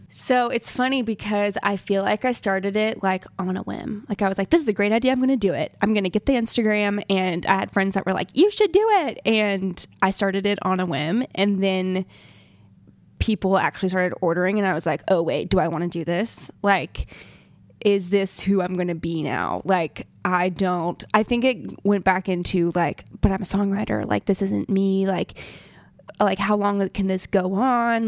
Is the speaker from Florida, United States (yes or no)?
no; Montgomery, Alabama, United States; moved away; I'm from Montgomery, Alabama